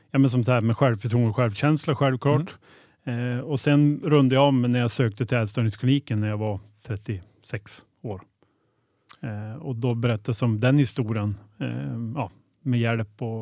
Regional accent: Skellefteå, Västerbotten County, Sweden; gå i en mataffär i ICA Maxi hemma i Skellefteå

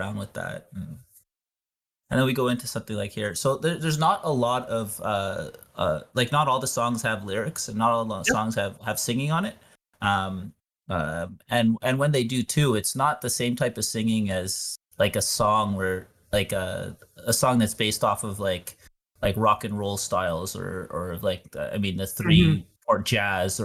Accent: outside of Montreal, Quebec, Canada; I grew up outside of Montreal

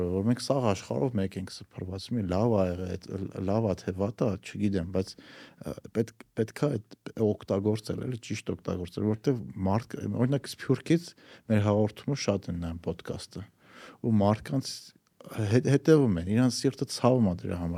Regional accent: Armenia; Հայաստանից եք, հայերեն խոսում եք, ասում եմ, հա, Հայաստանից ենք։

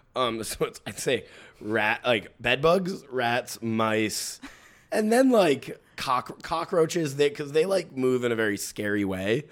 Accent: New York City, New York, United States; As a native New Yorker

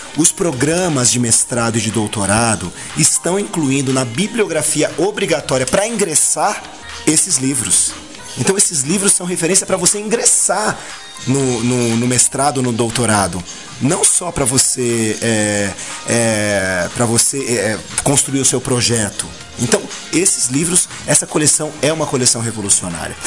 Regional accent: São Paulo, Brazil; aquele negrinho que nasceu na Casa Verde, no Hospital e Maternidade Casa Verde, no bairro da Casa Verde, viveu, cresceu, foi para Casa Verde Alta, voltou para Casa Verde

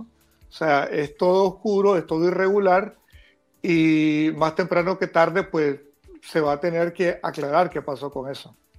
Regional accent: Nicaragua; como nicaragüense y como católico también

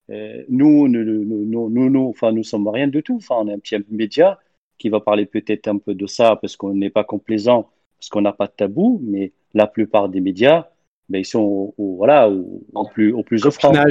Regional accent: Tunisia; moi, je suis né en Tunisie, j'ai toujours grandi là-bas, ou vécu là-bas.

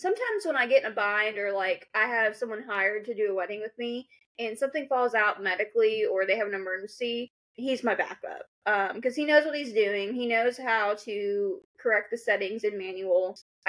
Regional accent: Kentucky, United States; accent: Kentucky; while I talk to my husband, my Kentucky accent comes out.

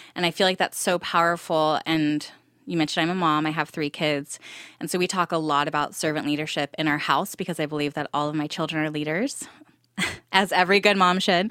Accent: Temecula, California, United States; moved away as an adult; also born or lived in Santa Barbara, California; now in Texas, United States; I'm originally from Southern California. I grew up in Temecula

